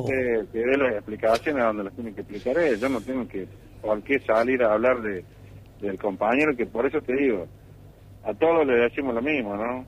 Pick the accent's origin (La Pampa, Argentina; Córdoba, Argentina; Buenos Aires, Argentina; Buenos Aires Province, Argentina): Córdoba, Argentina; Villa María; yo soy nacido criado en Villa María, a mí me conocen todos